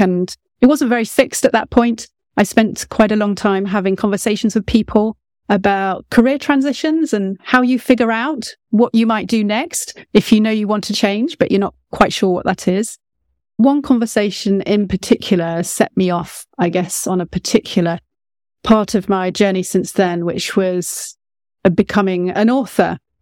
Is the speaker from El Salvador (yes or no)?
no; United Kingdom; About as British as they come